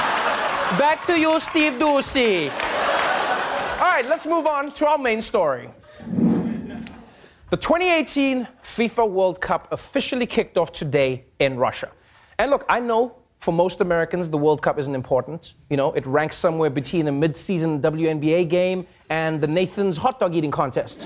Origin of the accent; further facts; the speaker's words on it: South Africa; as a South African